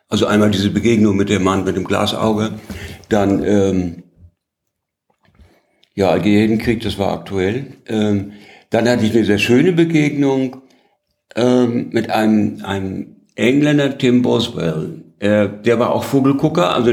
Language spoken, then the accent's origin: German; Heidelberg, Baden-Württemberg, Germany; als ich sagte, ich bin aus Heidelberg, da ist er mir am Hals gefallen.